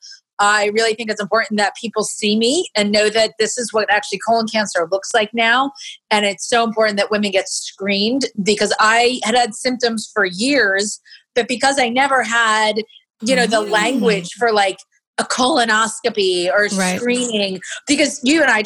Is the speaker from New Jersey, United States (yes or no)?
yes; Princeton, New Jersey, United States; my hometown of Princeton